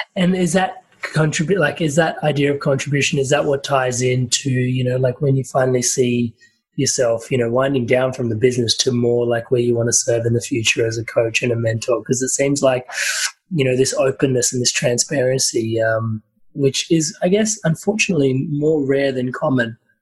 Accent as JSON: {"language": "English", "country": "India", "said": "being Indian"}